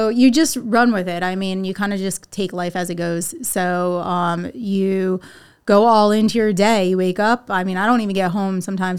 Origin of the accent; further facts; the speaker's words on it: Southern Connecticut, United States; now in Texas, United States; So I'm from the Northeast. Grew up in Connecticut.